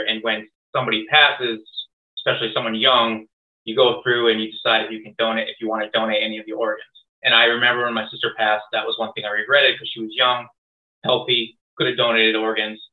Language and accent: English; Longmeadow, Massachusetts, United States; I grew up in Long Meadow, Mass, which is a very uh, well off town.